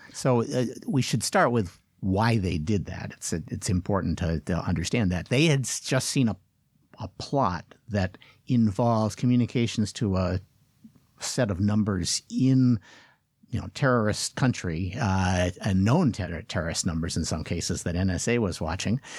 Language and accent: English; United States; as an American